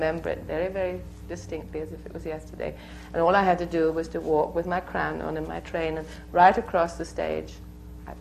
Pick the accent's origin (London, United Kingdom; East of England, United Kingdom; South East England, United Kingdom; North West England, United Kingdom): South East England, United Kingdom; Bognor Regis; a small repertory company in my hometown of Bognor Regis, which is a small south coast town in England